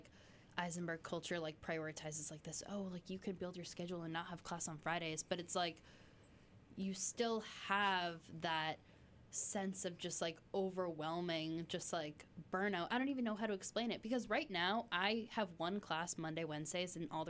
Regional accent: Massachusetts, United States; I was born and raised in Massachusetts

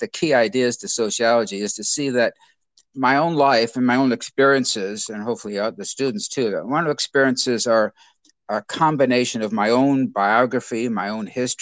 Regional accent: Chicago Heights, Illinois, United States; I grew up in Chicago Heights and went to Notre Dame as an undergraduate

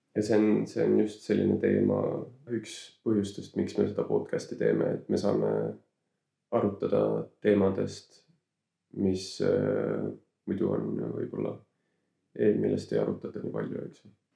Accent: Saare County, Estonia; ma kasvasin üles enamjaolt Saaremaal

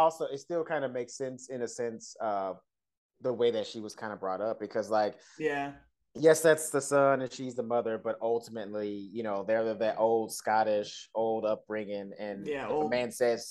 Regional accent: Dallas, Texas, United States; I'm from Dallas.

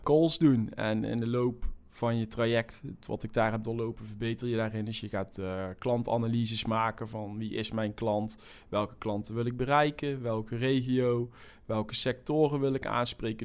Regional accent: North Brabant, Netherlands; accent: Brabant; in Brabant, waar ik vandaan kom, zoals iedereen wel kan, eh, kan horen

